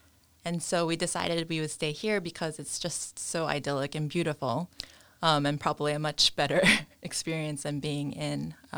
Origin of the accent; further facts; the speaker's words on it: New York, United States; moved away as an adult; now in Kilkeel, United Kingdom; I'm from New York.